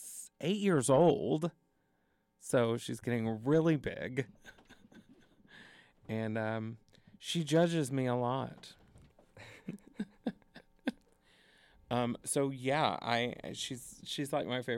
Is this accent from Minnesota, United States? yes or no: no; north of Dallas, Texas, United States; also born or lived in Indiana / New York / Los Angeles; now in Madison, United States; Originally, north of Dallas in a town called Salina